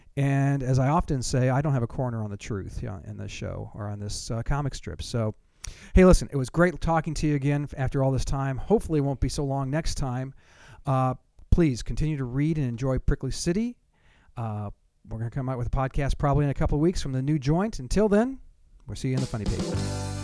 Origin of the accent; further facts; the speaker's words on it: Southern California, United States; moved away; I'm from Southern California